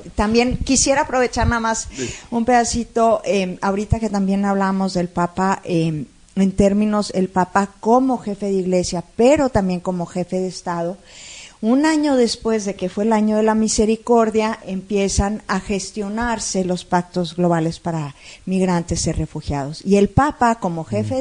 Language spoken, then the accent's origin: Spanish; Monterrey, Nuevo León, Mexico; Yo soy de aquí de Monterrey